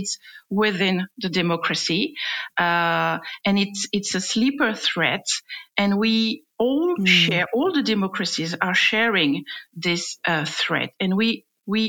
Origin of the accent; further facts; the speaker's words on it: France; accent: French; English is a second language; my French accent